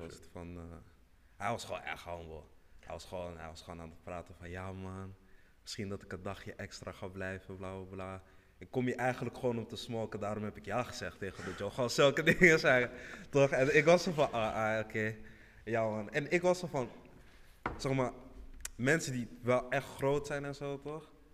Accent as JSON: {"language": "Dutch", "country": "Senegal", "said": "ik kom uit Senegal"}